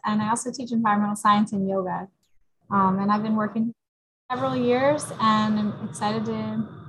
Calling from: New Jersey, United States; So I am coming in from New Jersey. I teach at the Salem County Vocational High School.

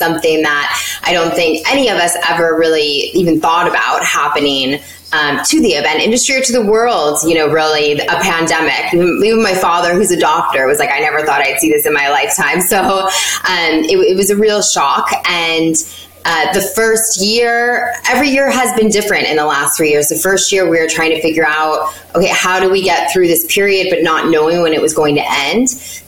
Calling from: Connecticut, United States; I am joining you from Connecticut, about an hour outside of New York City.

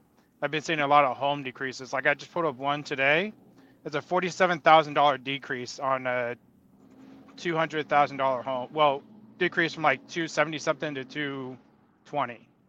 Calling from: California, United States; I live in Southern California.

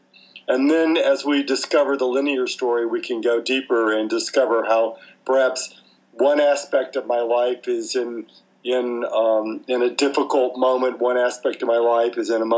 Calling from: Victoria, Australia; We're talking today from Victoria, Australia, and it is very cold.

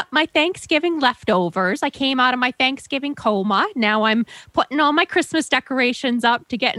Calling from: Largo, Florida, United States; I'm calling from Largo, Florida.

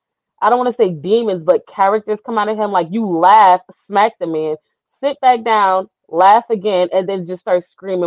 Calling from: Georgia, United States

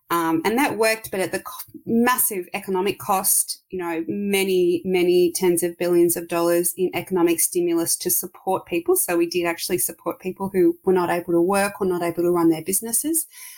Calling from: Melbourne, Victoria, Australia; I'm calling from Melbourne in Australia, down the bottom.

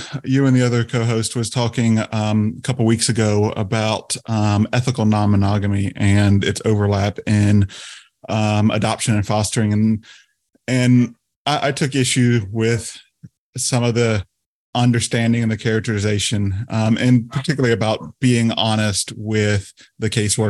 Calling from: South Carolina, United States; So we live in the state of South Carolina in the United States.

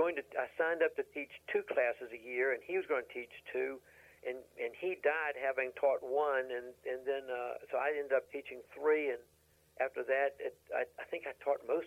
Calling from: Ashland, Virginia, United States; I'm calling from Ashland, Virginia.

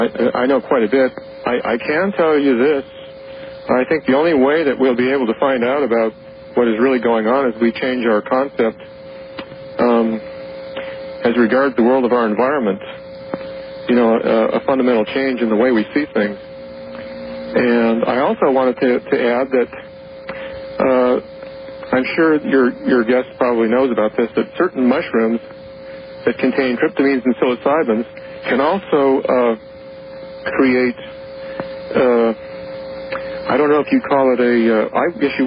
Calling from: Southern Oregon, United States; I'm calling from Southern Oregon.

